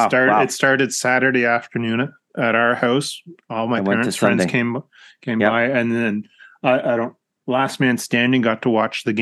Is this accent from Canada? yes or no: yes; Canada; growing up here in Canada